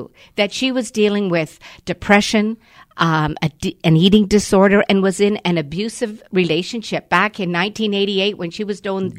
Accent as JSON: {"language": "English", "town": "Gravenhurst", "region": "Ontario", "country": "Canada", "said": "And so I'm from Gravenhurst, and for the first 2 years, it sold out in Muskoka."}